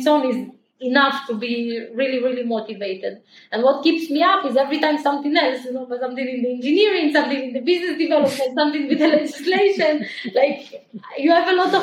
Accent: small town in the north of Israel, Northern District, Israel; also born or lived in Ukraine; we immigrated from Ukraine to Israel. We immigrated to a super small town in Israel called Appoint

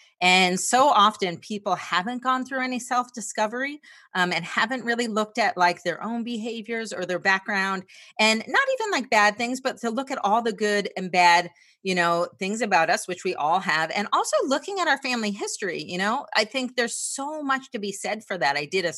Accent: New Jersey, United States; moved away; I grew up in New Jersey and I always tell these stories about growing up in New Jersey because I am more of an introvert.

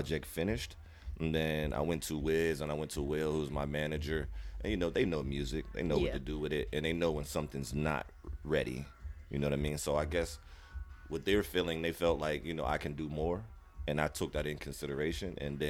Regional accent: Pittsburgh, Pennsylvania, United States; I'm from Pittsburgh.

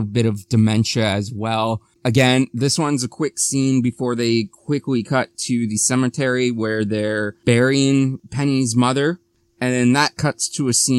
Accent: Ontario, Canada; a Canadian from Ontario

